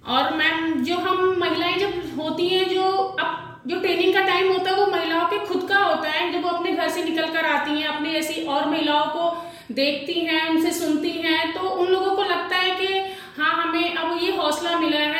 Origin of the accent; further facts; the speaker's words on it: Faridabad, Haryana, India; moved away as an adult; now in Mewat, India; मैं फरीदाबाद की रहने वाली हूँ मेरी शादी मेवात में कर दी गई